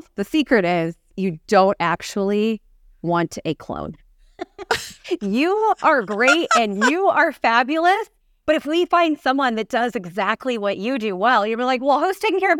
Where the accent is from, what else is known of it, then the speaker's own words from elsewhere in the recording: Saudi Arabia; You know, going back to me growing up in Saudi Arabia, we're like, okay, that might be fun for our family to have that opportunity to do together.